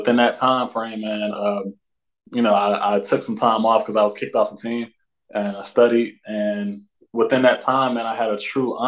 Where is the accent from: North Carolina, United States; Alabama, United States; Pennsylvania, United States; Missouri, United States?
Alabama, United States; Montgomery; Born and raised in Montgomery, Alabama